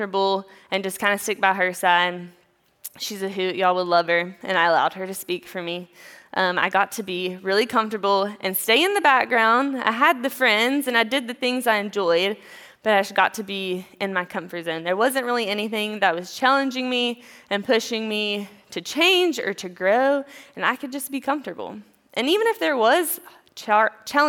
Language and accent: English; East Tennessee, United States; now in Greenville, United States; I'm from a small town in East Tennessee with a sweet little family. I grew up with my parents and my sisters.